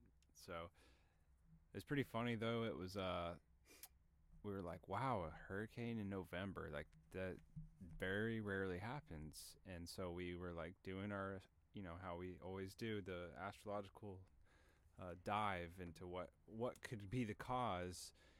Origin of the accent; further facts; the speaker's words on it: Tennessee, United States; moved away; coming from my home state of Tennessee, we get pretty bad storms a lot